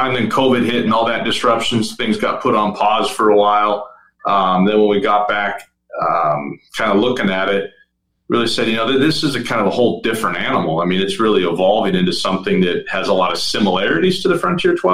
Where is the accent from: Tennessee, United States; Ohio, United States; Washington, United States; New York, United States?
Washington, United States; Bellingham; I'm originally from Bellingham, Washington